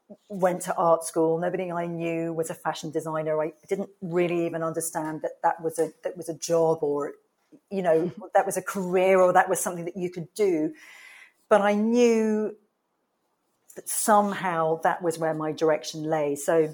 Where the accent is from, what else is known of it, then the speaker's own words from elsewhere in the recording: England, United Kingdom; oh, I'm here from England and I'm at fashion college.